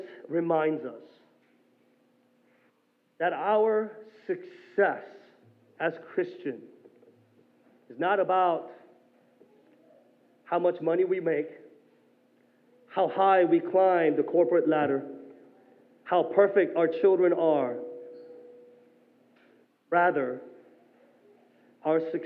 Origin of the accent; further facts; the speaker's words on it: South Korea; moved away; growing up in Korea and actually seeing this in the countryside